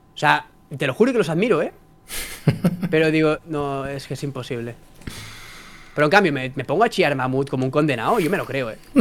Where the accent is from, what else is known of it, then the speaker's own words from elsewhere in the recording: Vilassar de Mar, Catalonia, Spain; vuelvo a mi pueblo, a Vilasa de Mar